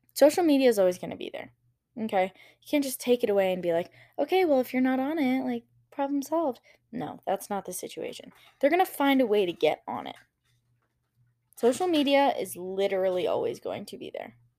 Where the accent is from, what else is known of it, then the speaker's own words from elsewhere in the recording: Wyoming, United States; growing up in Wyoming and, you know, seeing the mountains here and in Colorado